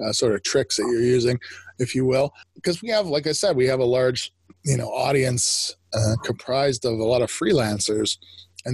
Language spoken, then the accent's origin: English; Canada; I'm Canadian